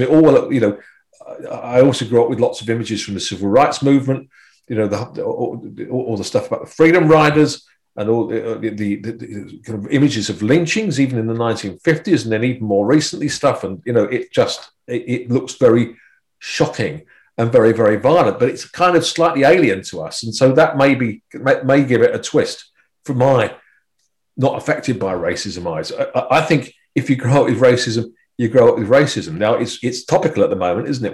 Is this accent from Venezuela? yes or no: no; United Kingdom; being British